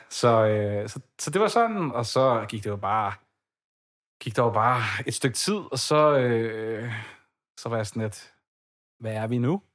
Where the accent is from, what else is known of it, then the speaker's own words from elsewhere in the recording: Ballerup, Capital Region of Denmark, Denmark; now in Copenhagen, Denmark; Jeg er vokset op i Ballerup, og har boet der i 19 år, indtil for ganske nyligt, hvor jeg så øh, flyttede til København